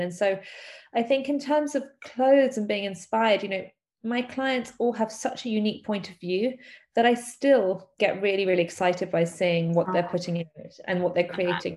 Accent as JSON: {"language": "English", "region": "London", "country": "United Kingdom", "tie": "born or raised there", "said": "a born and bred Londoner. I was born in London and um, I've lived here my whole life."}